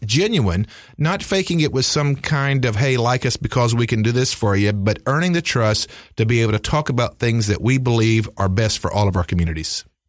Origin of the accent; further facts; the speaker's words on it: Greensboro, North Carolina, United States; my hometown of, uh, Greensboro